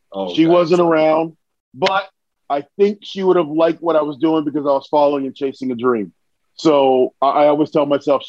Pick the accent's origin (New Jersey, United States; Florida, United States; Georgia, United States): New Jersey, United States; moved away as an adult; also born or lived in New York; Where I grew up in New Jersey